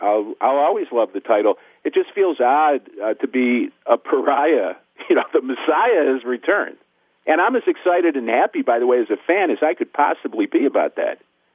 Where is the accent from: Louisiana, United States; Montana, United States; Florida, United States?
Florida, United States; Miami; like I was with the Miami Heat back in the 2010-2011 season. You know, it's weird because it's my hometown, and I know the players.